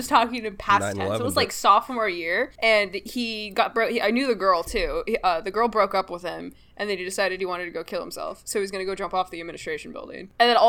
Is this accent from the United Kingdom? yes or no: no; Southern California, United States; I'm from Southern California. We have a lot of Hispanics in our area